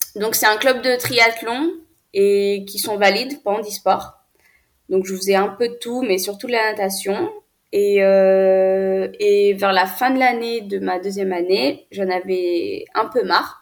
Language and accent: French; France; also born or lived in Ethiopia; je suis née en Éthiopie, dans un orphelinat, et j'ai été adoptée à l'âge de 5 ans et demi. Donc, mes parents sont venus me chercher en Éthiopie. Euh, je suis venue en France en 2010